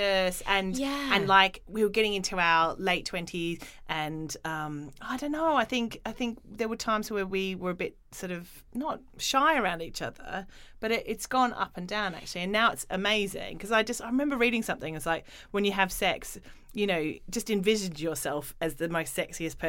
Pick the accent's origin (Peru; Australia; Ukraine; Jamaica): Australia; when I grew up in Australia